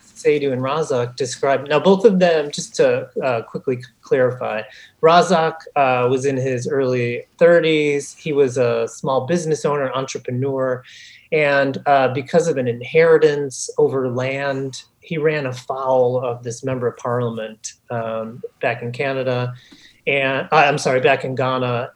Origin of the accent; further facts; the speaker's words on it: Chicago, Illinois, United States; as a Chicagoan and a, a lifelong progressive